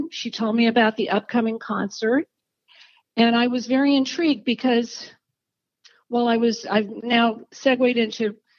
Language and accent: English; Los Angeles, California, United States; I'm from Los Angeles.